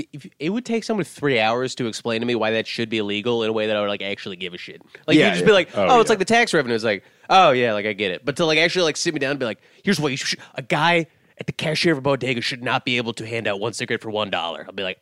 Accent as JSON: {"language": "English", "town": "Atlanta", "region": "Georgia", "country": "United States", "said": "I'm from Atlanta."}